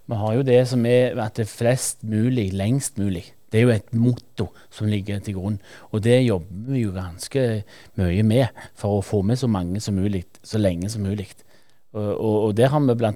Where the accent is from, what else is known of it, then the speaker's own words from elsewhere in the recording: Norway; sjøl har jeg vokst opp i Verdalen og har eh, spilt mine kamper på Voll idrettslag